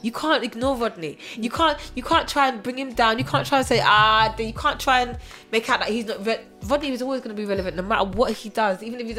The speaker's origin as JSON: {"language": "English", "region": "England", "country": "United Kingdom", "tie": "born or raised there", "also_born_or_lived": "Germany", "said": "growing up in Germany is a big influence of hip hop and R&B and American army base. So a lot of any TV shows you saw were always American. When I come back to England, obviously, it was very British."}